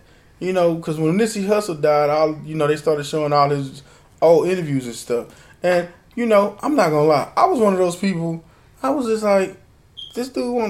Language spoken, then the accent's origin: English; Homestead, United States; You don't know what I'll do to you. I'm from Homestead.